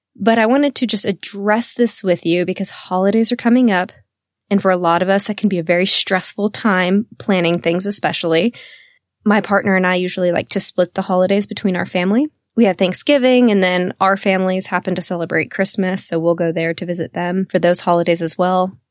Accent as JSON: {"language": "English", "region": "Texas", "country": "United States", "tie": "born or raised there", "said": "I'm born and raised in the South, in Texas"}